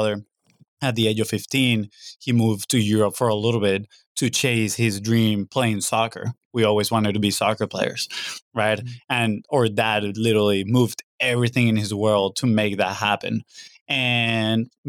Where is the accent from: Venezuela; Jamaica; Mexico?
Venezuela; moved away as an adult; growing up, we're from Venezuela, South America.